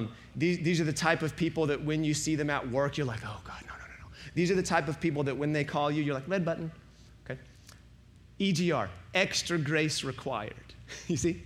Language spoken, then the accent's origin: English; the Bible Belt, United States; growing up in the Bible Belt